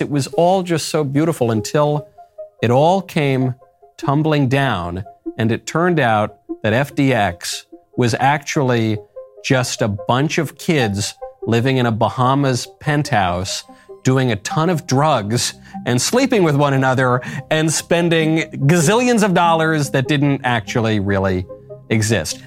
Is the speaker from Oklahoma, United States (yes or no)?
no; New York, United States; a New Yorker